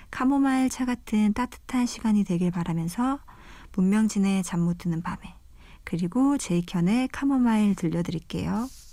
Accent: Jeju Island, South Korea; moved away as an adult; now in Seoul, South Korea; 요새 많이들 가시는 제주도에서 왔고요

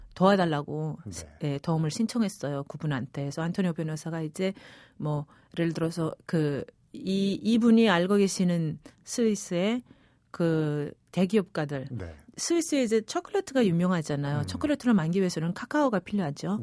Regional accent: Pyongyang, North Korea; accent: Seoul-influenced, Kaesong-like; moved away as an adult; also born or lived in Equatorial Guinea / Seoul; 태어나기는 거기서 태어났지만 자라기는 평양, 그러니까 한반도의 북쪽 평양에서 자랐어요

